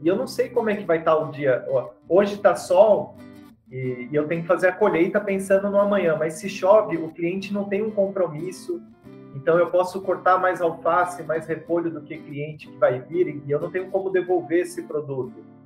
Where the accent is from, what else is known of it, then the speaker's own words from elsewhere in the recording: Mogi das Cruzes, São Paulo, Brazil; Sou de Itaiaçupeba, Mogi das Cruzes, São Paulo